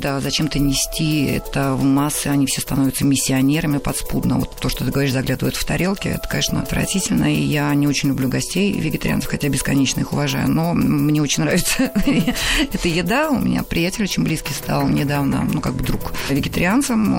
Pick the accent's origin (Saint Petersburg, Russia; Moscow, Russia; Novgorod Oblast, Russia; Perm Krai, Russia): Saint Petersburg, Russia; also born or lived in Odessa; город Ленинград, где я жила, росла